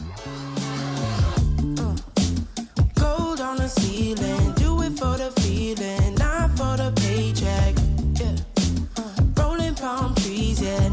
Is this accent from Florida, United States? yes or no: no; Ohio, United States; I'm from Ohio